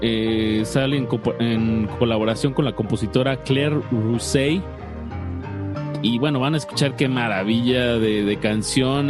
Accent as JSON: {"language": "Spanish", "country": "Mexico", "said": "como buenos mexicanos"}